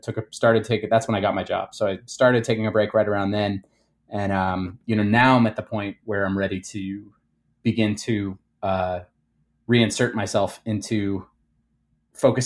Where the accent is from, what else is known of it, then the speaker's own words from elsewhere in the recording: Cherry Hill, New Jersey, United States; accent: Jersey; moved away as an adult; also born or lived in Philadelphia, Pennsylvania; now in Chicago, United States; I grew up in a town called Cherry Hill